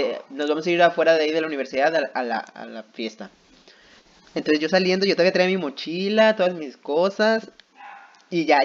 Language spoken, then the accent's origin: Spanish; northern Mexico, Mexico; como norteño, obviamente yo pisteo furloco cada que se puede.